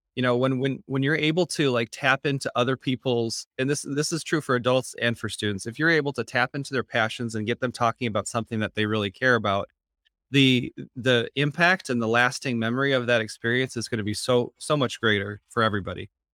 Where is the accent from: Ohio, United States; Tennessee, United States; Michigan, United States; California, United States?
Michigan, United States; East Grand Rapids; I'm from Grand Rapids, Michigan, East Grand Rapids, and where my mom was a school social worker, um, and so I grew up in a household